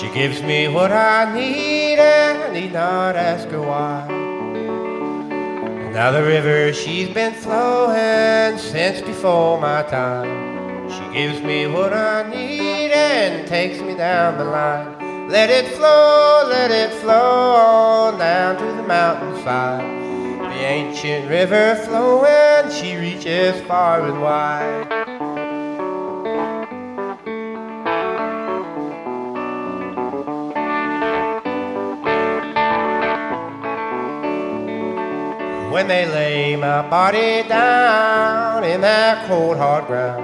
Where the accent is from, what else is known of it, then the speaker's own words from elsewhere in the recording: Jackson, Kentucky, United States; I'm from Breathitt County, Kentucky. Grew up in a little town called Jackson